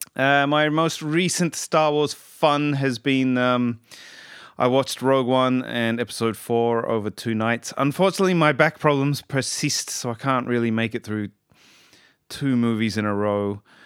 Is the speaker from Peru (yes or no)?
no; Australia; I'm Australian